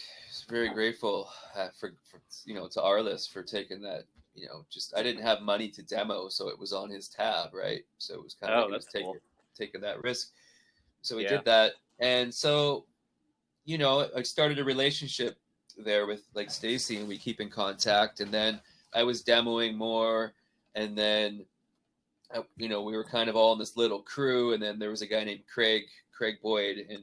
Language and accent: English; Canada; now in Nashville, United States; growing up like that in Canada